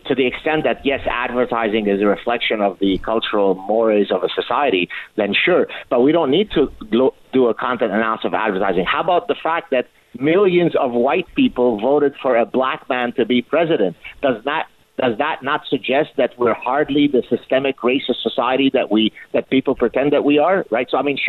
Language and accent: English; Canada; I say we, by the way, I'm Canadian. But maybe an honorary American, right?